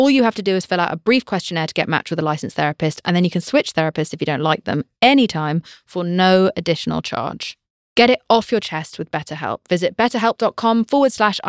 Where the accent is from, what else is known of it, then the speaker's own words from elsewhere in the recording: United Kingdom; I'm British